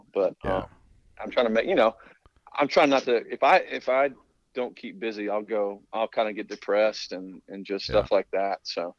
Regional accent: Georgia, United States; You know, I'm back home, my home state of Georgia, down in South Georgia, where I love.

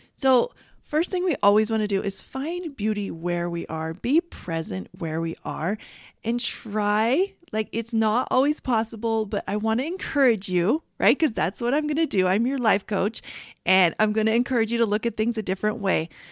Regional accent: Canada; moved away; I grew up in Canada

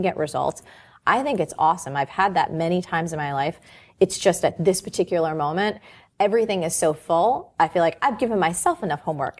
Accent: New Jersey, United States; I'm from New Jersey.

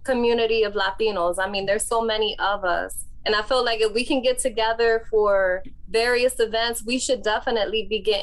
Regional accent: Philadelphia, Pennsylvania, United States; I come from North Philadelphia

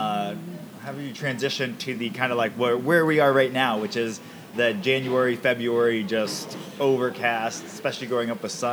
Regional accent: Camano Island, Washington, United States; also born or lived in Tucson, Arizona; we moved to Washington from Arizona. We lived in Tucson, Arizona until I was about 5, and then we moved up here to Camino Island.

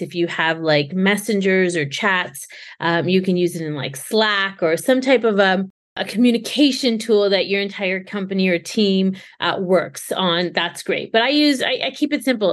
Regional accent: Canada; I'm born and raised Canadian

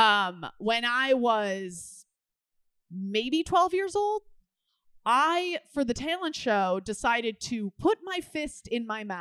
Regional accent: Midwest, United States; growing up in the Midwest

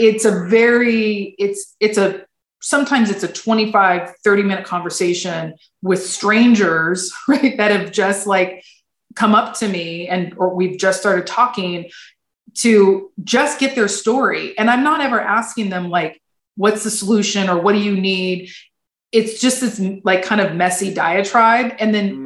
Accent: rural Fresno County, California, United States; also born or lived in Sacramento area; I was raised in the Fresno area, actually in the rural Fresno County

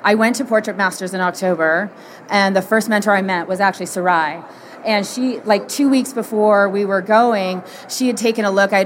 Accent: Canada; also born or lived in Toronto; I'm from Canada

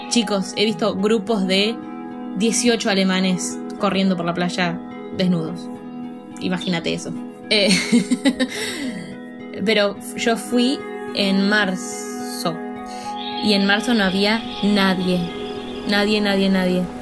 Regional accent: Buenos Aires Province, Argentina; moved away as an adult; now in Denmark; Bueno, en principio soy argentina. Nací en Argentina y viví toda mi vida en una ciudad muy, muy, muy chiquita, cerca de Buenos Aires.

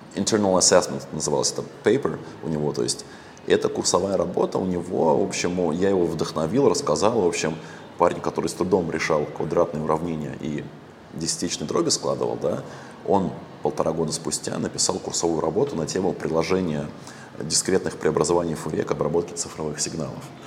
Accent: Russia; moved away as an adult; now in Vietnam; я в России всю жизнь вырос

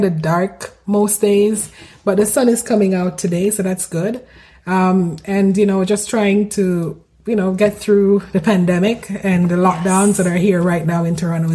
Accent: Montego Bay, Saint James, Jamaica; moved away as an adult; now in Vancouver, Canada; I am from Montego Bay and it's a coastal city. So we do have beaches. We have lots of hotels. So a strong tourist area. It's one of our tourist cities in the country. And you get to see a lot of people. I remember, you know, growing up, we always went to the beaches almost every Sunday.

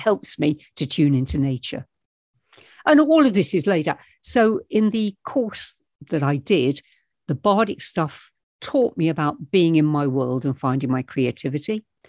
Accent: England, United Kingdom; I was born in England and I'm, I'm living in England

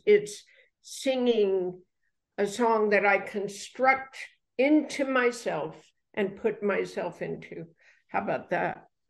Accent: United States; I'm American.

